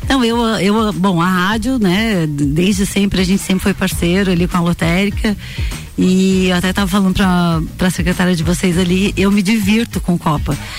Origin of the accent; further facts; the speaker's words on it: Lages, Santa Catarina, Brazil; also born or lived in Florianópolis / Itajaí / Balneário Camboriú; eu sou lagiana